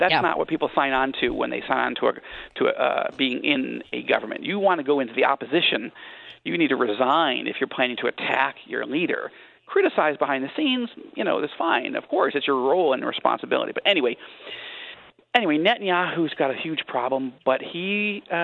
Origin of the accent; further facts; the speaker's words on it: United States; also born or lived in Israel; As an American